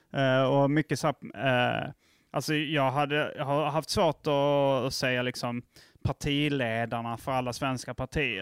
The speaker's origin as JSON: {"language": "Swedish", "town": "Lund", "region": "Skåne", "country": "Sweden", "tie": "born or raised there", "also_born_or_lived": "Hjärup / Malmö", "moved": "yes", "said": "Jag, jag växte upp i, i Lund och Hjärup och lite Malmö"}